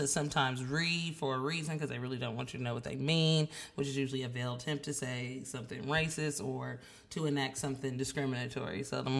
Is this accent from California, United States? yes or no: yes; California, United States; being from California